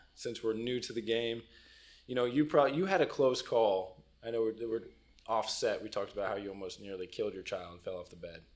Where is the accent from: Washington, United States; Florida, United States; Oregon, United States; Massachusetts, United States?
Florida, United States; South; also born or lived in Cincinnati; I am South Florida kid, born and raised